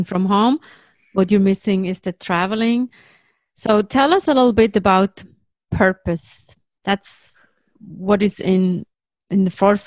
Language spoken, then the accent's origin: English; Switzerland; moved away; I grew up in Switzerland.